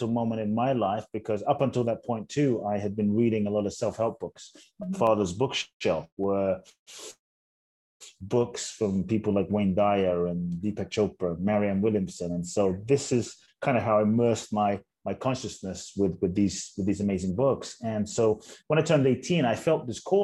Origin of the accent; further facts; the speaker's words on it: London, United Kingdom; also born or lived in Ghana; born in Ghana, West Africa, my father's from Ghana, my mother's Japanese. I grew up in London.